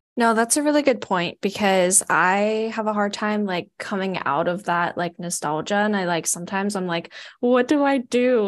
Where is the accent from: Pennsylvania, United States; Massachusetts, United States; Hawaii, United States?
Hawaii, United States; moved away as an adult; now in Portland, United States; I'm not from Oregon, I'm actually from Hawaii, and I moved here to come to grad school at P S U